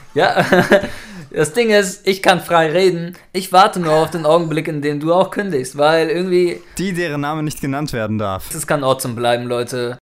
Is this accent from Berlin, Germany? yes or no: no; Norderstedt, Schleswig-Holstein, Germany; now in Hamburg, Germany; da groß geworden